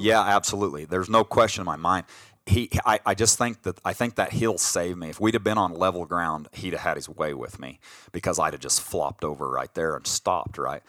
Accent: Colorado, United States; we grew up in Colorado

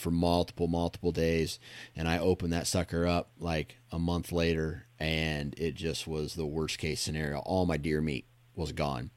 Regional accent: Iowa, United States; I grew up in Iowa

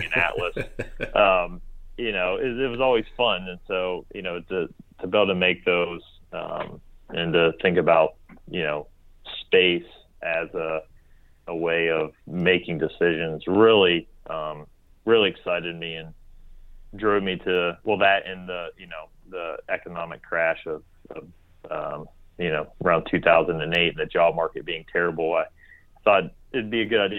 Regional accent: Bartow, West Virginia, United States; I actually grew up in Bartow, West Virginia, which is near the Snowshoe Ski Resort

